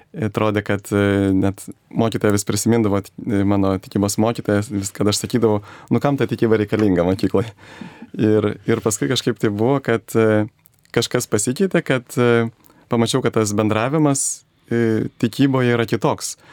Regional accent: Vilnius, Vilnius County, Lithuania; prieš 41 metus gimiau Vilniuje, mano mama yra kilusi Žemaitijos, Žemaitė. E, mano tėvas yra azerbaidžianietis.

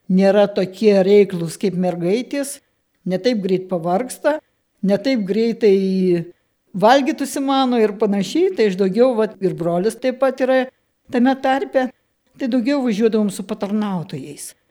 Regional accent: Kelmė, Šiauliai County, Lithuania; Susirinko jaunimėlis mano tėviškiai pas tėvelius. Mama, prisimenu, išvirė vakarienę, pavalgėm visi ir 11 val. iškeliavom iš kelmės pėstute į Šiluvą.

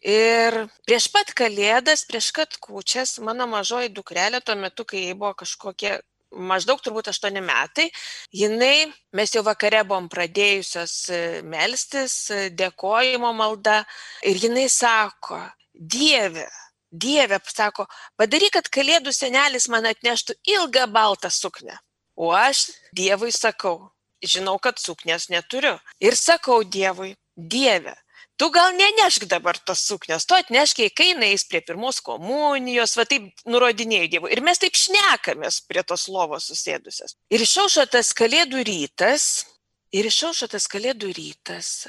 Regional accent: near Klaipėda, between Šilutė and Klaipėda, Klaipėda County, Lithuania; Augau aš irgi Klaipėdos, netoli Klaipėdos, tarp Šilutės ir Klaipėdos, nedidelėme bažnytkaimyje. Ir mano mama buvo mokytoja ir to tikėjimo mes negalėjom gauti tarybiniais metais, mama bijojo prarasti darbą.

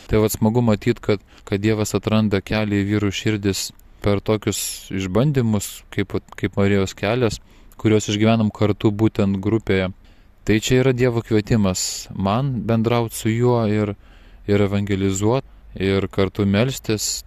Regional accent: Lithuania; mes lietuviai vyrai esam linkę viską patys pasidaryti.

